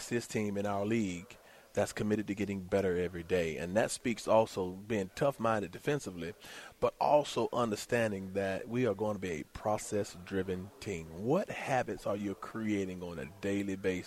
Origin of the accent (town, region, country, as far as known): Atlanta, Georgia, United States; born or raised there